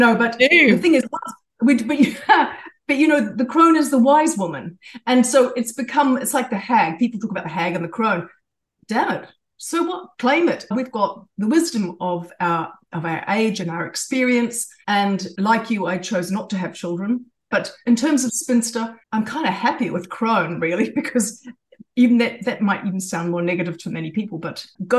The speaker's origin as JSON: {"language": "English", "country": "New Zealand", "tie": "born there", "also_born_or_lived": "Australia / Japan", "said": "I was born in New Zealand, but I had a British father."}